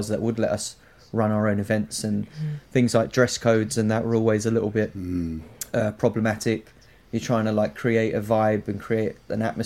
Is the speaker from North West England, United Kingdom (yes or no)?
no; Croydon, London, United Kingdom; …, who was born and bred in Thornton Heath, as was